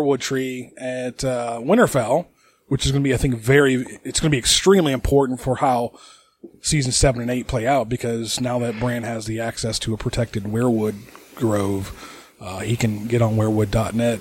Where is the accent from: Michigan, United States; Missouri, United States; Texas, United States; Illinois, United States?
Michigan, United States; we're from Michigan